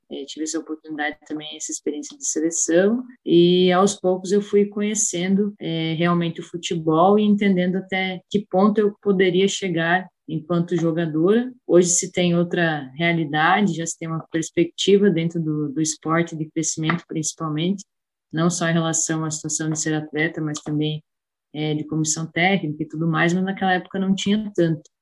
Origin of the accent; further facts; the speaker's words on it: Concórdia, Santa Catarina, Brazil; born there; aos poucos fui fazendo parte da equipe do município onde eu nasci, que é Concórdia Santa Catarina, e dali foi eu fui criando o gosto e o amor pelo esporte.